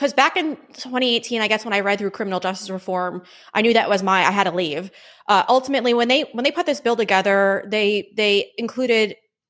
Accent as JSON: {"language": "English", "area": "Long Island", "region": "New York", "country": "United States", "tie": "born or raised there", "said": "I grew up on Long Island."}